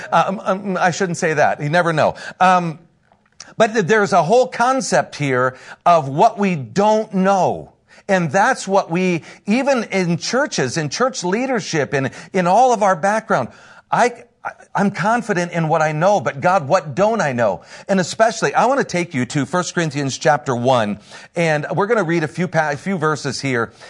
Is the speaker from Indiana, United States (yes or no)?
yes; Northern Indiana, United States; I am from Northern Indiana, been a pastor up there for quite a few years